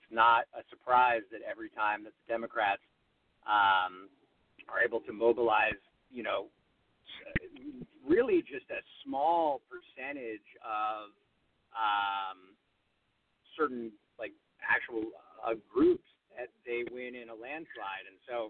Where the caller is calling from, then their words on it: Los Angeles, California, United States; Yeah. Los Angeles.